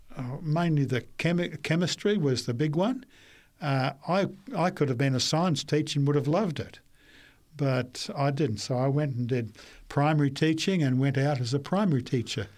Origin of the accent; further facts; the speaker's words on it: Brisbane, Queensland, Australia; also born or lived in New South Wales / Papua New Guinea; I was born in Brisbane and grew up there for most of my time